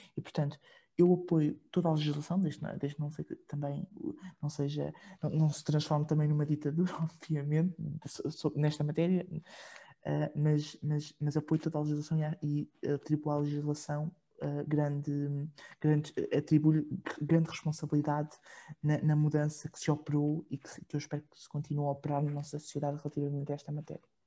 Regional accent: Portugal

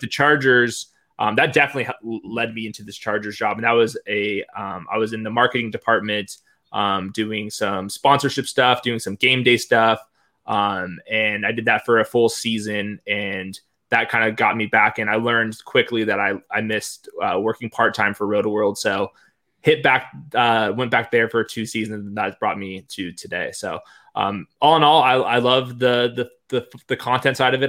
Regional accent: Southern California, United States; accent: Southern California

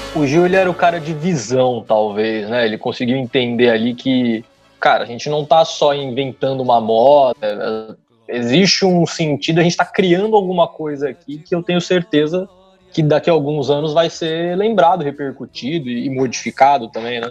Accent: São Bernardo do Campo, São Paulo, Brazil; moved away as an adult; now in Rio de Janeiro, Brazil; o sotaque talvez não tenha entregado ainda, mas eu sou de São Paulo, especificamente de São Bernardo.

